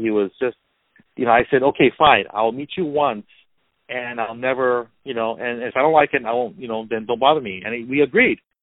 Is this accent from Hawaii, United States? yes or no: yes; Hawaii, United States; also born or lived in Culver City, California; now in California, United States; I was born and raised in Hawaii, so living in California